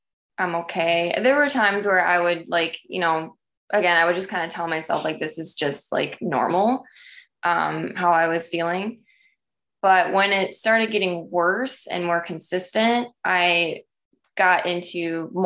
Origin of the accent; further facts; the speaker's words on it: Michigan, United States; I grew up in Michigan